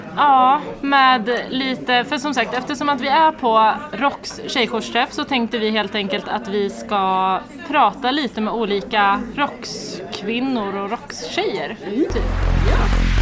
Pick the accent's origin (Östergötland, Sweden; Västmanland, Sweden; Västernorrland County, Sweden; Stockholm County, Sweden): Västmanland, Sweden; Västerås; jag är uppvuxen i Västerås och född och uppvuxen